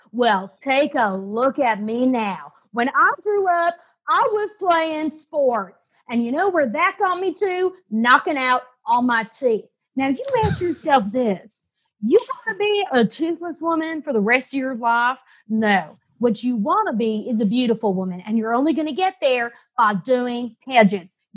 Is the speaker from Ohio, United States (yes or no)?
no; South Carolina, United States; Originally, I am from South Carolina, and in this game, I'm representing South Carolina